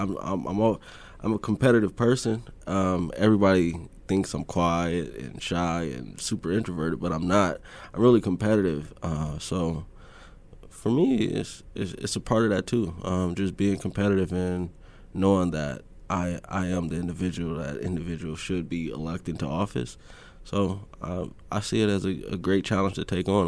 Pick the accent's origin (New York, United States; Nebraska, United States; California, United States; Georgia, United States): Nebraska, United States; Omaha; growing up in North Omaha for, for my generation was just rough